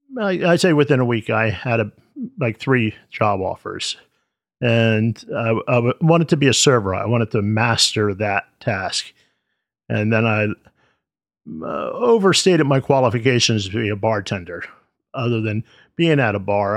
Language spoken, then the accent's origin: English; United States; since I was born here in the States